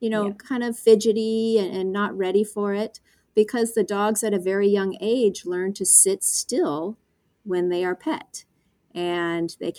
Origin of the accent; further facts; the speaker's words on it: Seal Beach, California, United States; I grew up in Seal Beach, California